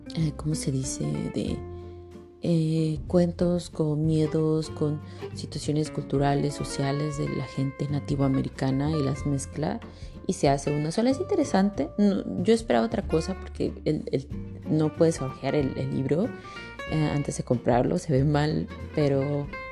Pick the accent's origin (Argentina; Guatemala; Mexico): Mexico; now in Canada; soy aquí una mexicana